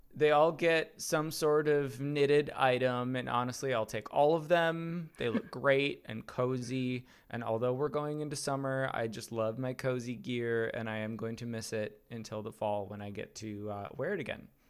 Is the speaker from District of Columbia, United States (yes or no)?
no; Wisconsin, United States; the county that I grew up in in Wisconsin